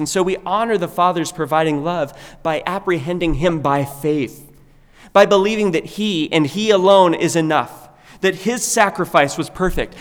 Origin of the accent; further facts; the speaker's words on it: United States; we have been naturally accustomed to praying growing up in America